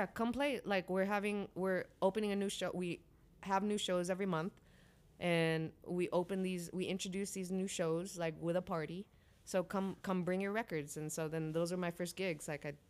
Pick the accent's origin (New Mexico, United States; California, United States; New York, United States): California, United States; Bay Area; growing up in the Bay Area, it's just so diverse that you're exposed to all types of genres.